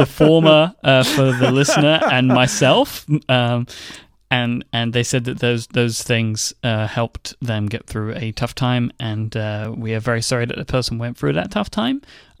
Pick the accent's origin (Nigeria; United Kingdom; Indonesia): United Kingdom; accent: British; my British accent, my soothing British accent